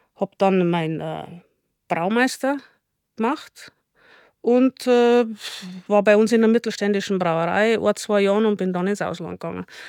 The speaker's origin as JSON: {"language": "German", "area": "Chiemgau", "region": "Bavaria", "country": "Germany", "said": "das erste regionale, nachhaltige Biotonic hier bei uns im Chiemgau"}